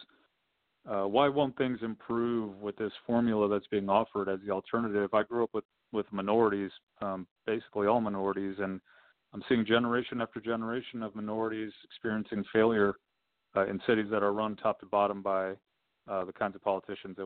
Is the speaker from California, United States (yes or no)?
yes; Southern California, United States; I was born and raised in Southern California.